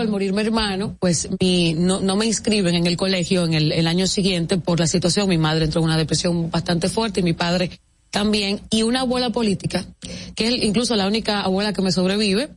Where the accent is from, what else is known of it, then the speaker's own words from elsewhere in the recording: La Vega, Dominican Republic; moved away as an adult; now in Santo Domingo, Dominican Republic; Soy de La Vega